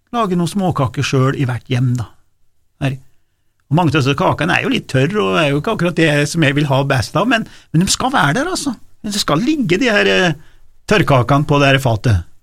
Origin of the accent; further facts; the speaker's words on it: Nord-Gudbrandsdalen, Innlandet, Norway; Oppe i Nord-Gudbrandsdalen, for eksempel, det var jo ikke noe gatelys der jeg vokste opp